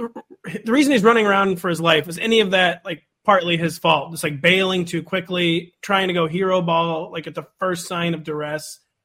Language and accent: English; St. Louis, Missouri, United States; I'm from St. Louis, man.